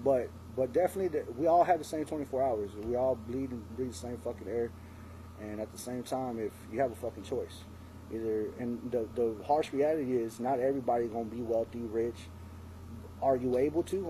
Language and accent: English; San Antonio, Texas, United States; growing up in San Antonio